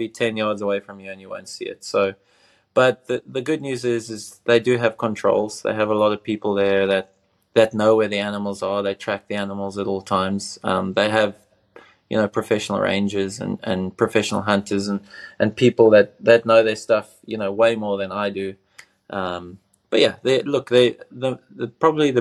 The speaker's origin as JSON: {"language": "English", "country": "South Africa", "tie": "born or raised there", "said": "growing up in Africa"}